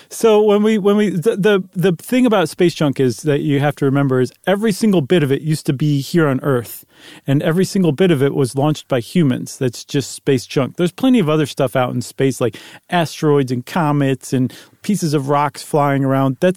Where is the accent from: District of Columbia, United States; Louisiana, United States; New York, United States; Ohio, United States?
New York, United States; Buffalo; I'm from Buffalo. I know about snowballs